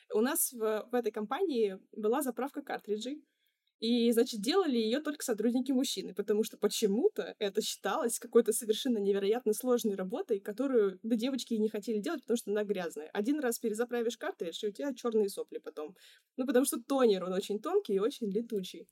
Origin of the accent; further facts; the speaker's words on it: Ufa, Bashkortostan, Russia; moved away as an adult; now in Saint Petersburg, Russia; еще одна студия в моем родном городе. Я сама, кстати, из Уфы